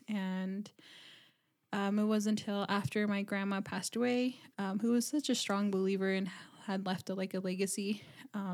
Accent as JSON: {"language": "English", "town": "Dennehotso", "region": "Arizona", "country": "United States", "tie": "born or raised there", "also_born_or_lived": "Navajo Nation reservation", "moved": "as an adult", "lives_now": "Flagstaff, United States", "said": "I'm from Denahotso, Arizona, just 30 minutes from Kianta, another 30 minutes of the Four Corners, and originally grew up there and moved out to Flagstaff"}